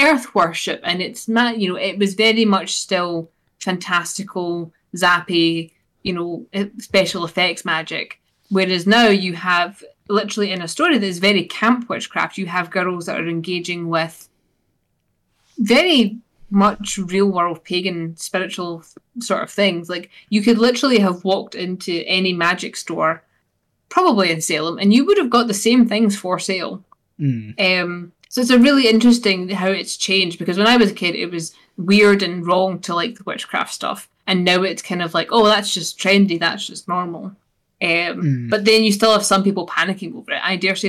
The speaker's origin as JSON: {"language": "English", "region": "Scotland", "country": "United Kingdom", "accent": "Scottish", "said": "This is me getting my fix of my Scottish accent and my weekly one for that."}